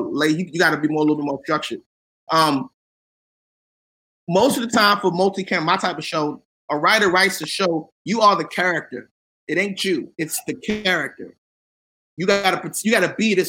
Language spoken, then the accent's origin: English; Washington, District of Columbia, United States